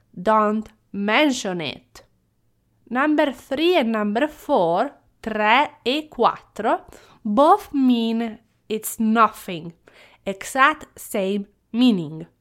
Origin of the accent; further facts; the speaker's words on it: Italy; moved away; as a child growing up in Italy